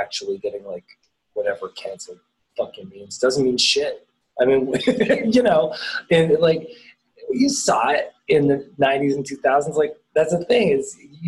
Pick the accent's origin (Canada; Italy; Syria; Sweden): Canada; Toronto, Ontario; moved away as an adult; also born or lived in Los Angeles; I'm from Toronto and then went away for a couple of years